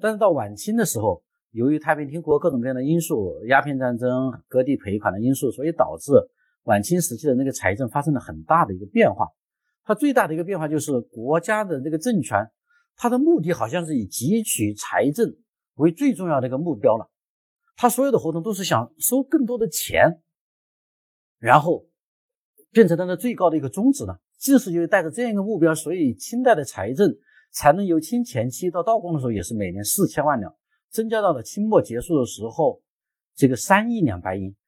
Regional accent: China; 我们中国人

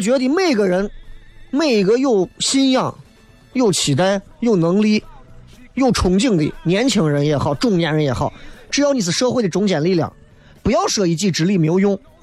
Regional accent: Xi'an, Shaanxi, China; 我们西安人正儿八经地道的西安人

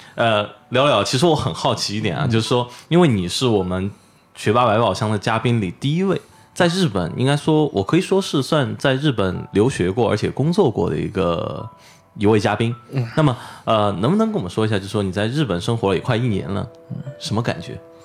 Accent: China; also born or lived in Chengdu; 作为我们作为一个中国人

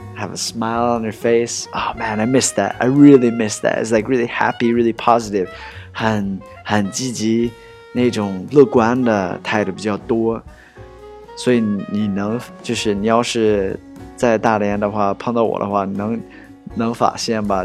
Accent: United States; 我 是 土 生 土 长 的 美 国 人

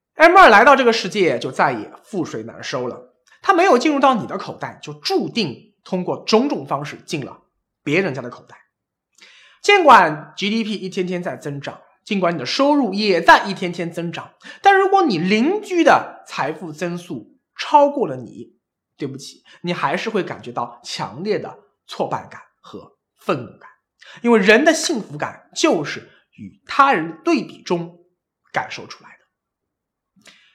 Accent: China; 我们作为中国这样一个泱泱大国

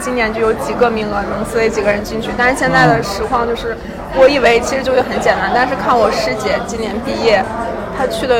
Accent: Liaoning, China; 我是辽宁人。

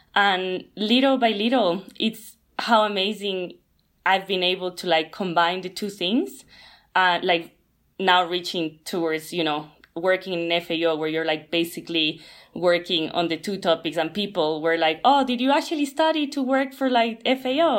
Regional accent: Ecuador; moved away; I come from Latin America, where it's like in Ecuador we basically eat meat almost every day

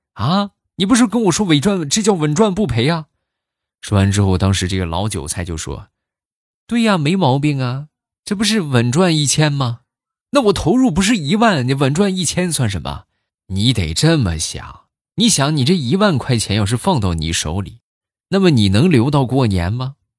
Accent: Shandong, China; 我也是山东的，对你有一种老乡的亲切感。

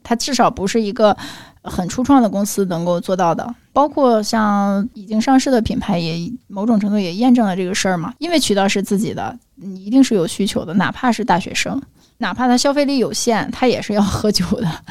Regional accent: China; 这就是我们中国人喜欢的东西

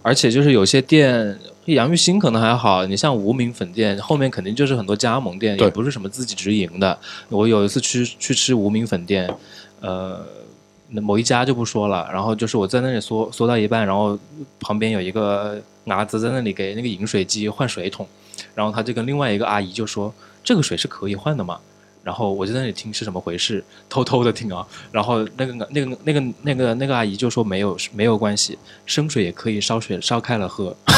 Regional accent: Changsha, Hunan, China; 我自己作为一个土生土长的长沙人

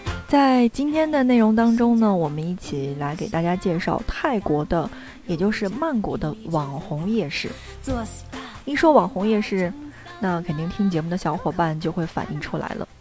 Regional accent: Inner Mongolia, China; 曼谷人的好客可以说是跟我的家乡哈内蒙有的一拼了。

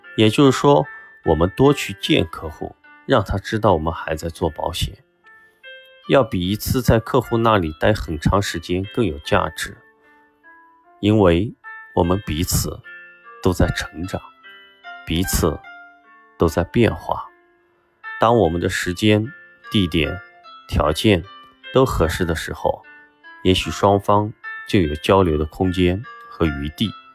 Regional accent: China; 我们中国人一直都有一种保存积粮

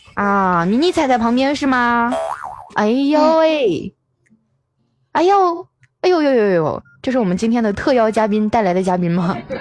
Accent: Northeast China, China; 俺们东北

